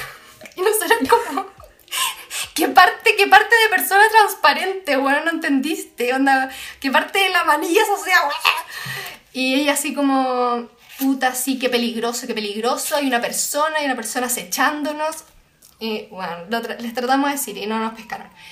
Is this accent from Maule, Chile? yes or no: no; Santiago, Santiago Metropolitan Region, Chile; como santiaguinas